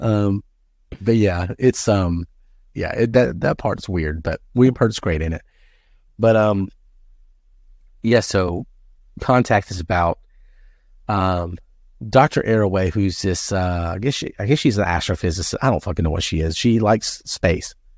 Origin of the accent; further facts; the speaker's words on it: the Bible Belt, United States; I grew up in the Bible Belt